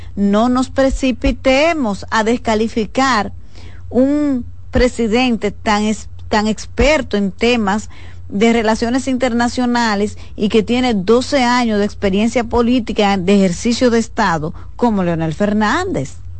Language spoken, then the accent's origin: Spanish; Dominican Republic; somos los dominicanos